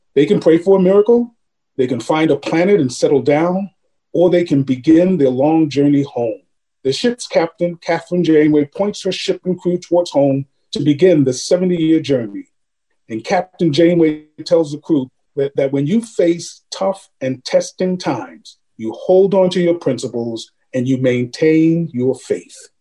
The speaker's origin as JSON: {"language": "English", "town": "New York City", "region": "New York", "country": "United States", "tie": "born or raised there", "said": "I had eight siblings. And mom and dad, we grew up in Harlem during the 50s and, and 60s"}